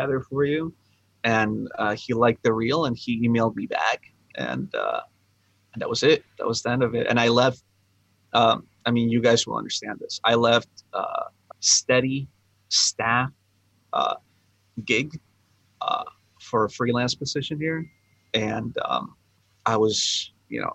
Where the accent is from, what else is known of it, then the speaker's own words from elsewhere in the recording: West Palm Beach, Florida, United States; moved away as an adult; also born or lived in Ecuador / Tampa / Phoenix / Washington, D.C.; now in New York City, United States; I was born in Ecuador. Went to West Palm Beach when I was about 9 years old